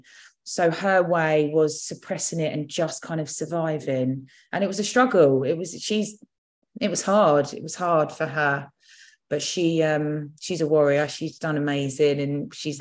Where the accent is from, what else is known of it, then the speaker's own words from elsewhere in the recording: Surrey, South East England, United Kingdom; also born or lived in London; I was in reception in Roehampton and then came back here when I was six. I felt that, so we came back to Surrey in a little village.